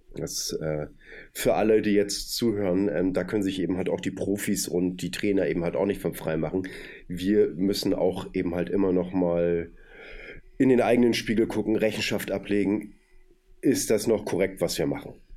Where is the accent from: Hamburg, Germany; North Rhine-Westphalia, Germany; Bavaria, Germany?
Hamburg, Germany; ich komme aus Hamburg und bin so ein Fischkopf